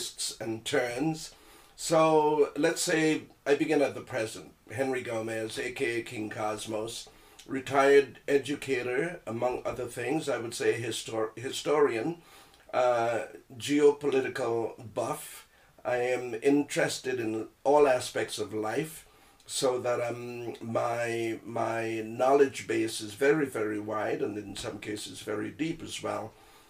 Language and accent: English; Trinidad & Tobago; moved away as an adult; now in Toronto, Canada; I was born in Trinidad and Tobago, TNT, sweet TNT, so I'm a Trinidad bone